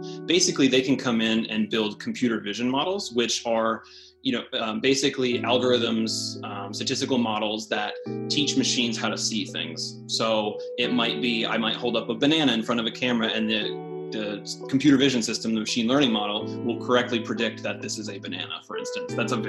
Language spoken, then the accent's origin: English; Knoxville, Tennessee, United States; So I would say home for me is in East Tennessee. So Knoxville, Tennessee, in the Smoky Mountains kind of area. I grew up there from about middle school, seventh grade, through undergraduate college